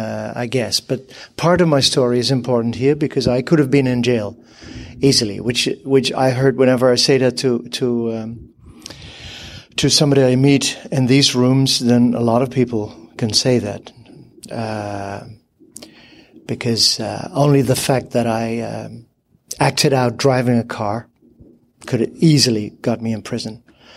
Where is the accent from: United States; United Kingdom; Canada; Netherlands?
Netherlands; so I'm from the Netherlands in Europe, capital Amsterdam.